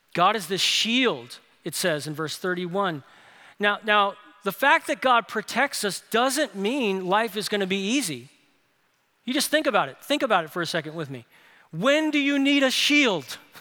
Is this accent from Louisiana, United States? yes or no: yes; New Orleans, Louisiana, United States; moved away as an adult; now in Birmingham, United States; my hometown, New Orleans, no one hikes